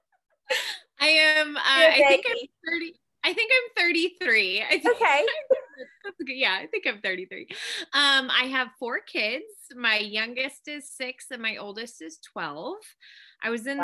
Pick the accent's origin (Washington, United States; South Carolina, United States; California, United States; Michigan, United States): Washington, United States; moved away as an adult; also born or lived in North Carolina; now we live in my home state of Washington. So we're back up with family and it's really nice to be back home